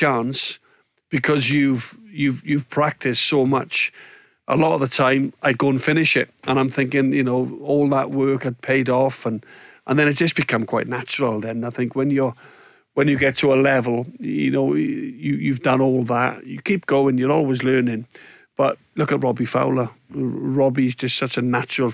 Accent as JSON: {"language": "English", "town": "Swansea", "region": "Wales", "country": "United Kingdom", "tie": "born or raised there", "said": "growing up in Swansea, being a Welsh speaker, you know, and then obviously representing my country"}